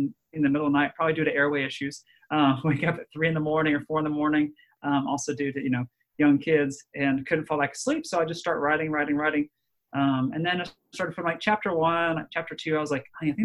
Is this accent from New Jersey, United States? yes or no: no; Dallas, Texas, United States; also born or lived in Nashville, Tennessee / Birmingham, Alabama / Ohio; now in Alabama, United States; I was born in Dallas